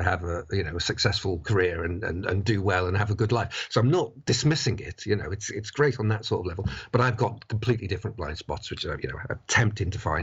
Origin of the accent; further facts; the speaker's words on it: Buckley, Wales, United Kingdom; I grew up in North Wales. I went to a comprehensive school called Elvid High School in Buckley